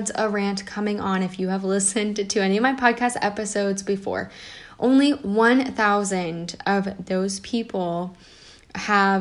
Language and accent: English; United States; I'm American